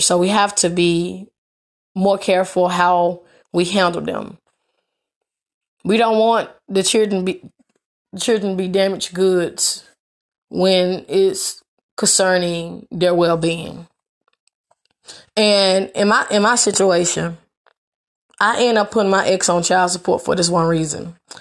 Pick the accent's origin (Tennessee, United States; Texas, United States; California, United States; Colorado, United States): Tennessee, United States; Memphis; I am from Memphis, Tennessee.